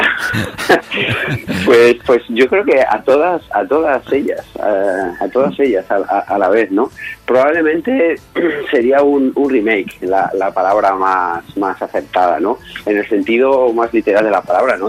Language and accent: Spanish; Alicante, Valencian Community, Spain; como alicantino